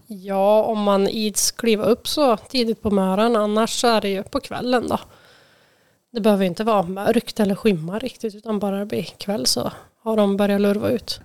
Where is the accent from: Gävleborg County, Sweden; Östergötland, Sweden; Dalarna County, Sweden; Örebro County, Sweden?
Gävleborg County, Sweden; Färila; moved away as an adult; now in Hudiksvall, Sweden; där jag är uppväxt då, i Färila